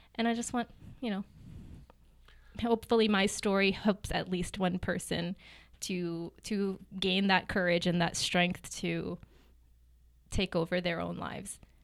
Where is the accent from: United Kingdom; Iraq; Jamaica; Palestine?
Palestine; Gaza City, Gaza Strip; moved away as an adult; also born or lived in Newark, New Jersey / Memphis, Tennessee / Kansas City; now in Lee's Summit, United States; So I lived in Gaza City for ten years.